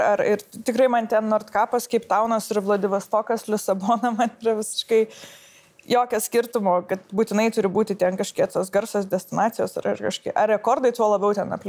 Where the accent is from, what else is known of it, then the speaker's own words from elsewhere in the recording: Lithuania; aš esu iš Lietuvos, o ne iš kokios nors vakarų šalies